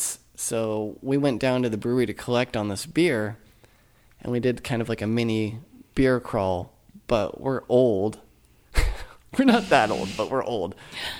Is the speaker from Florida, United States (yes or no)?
no; Los Angeles, California, United States; I am from here, from Los Angeles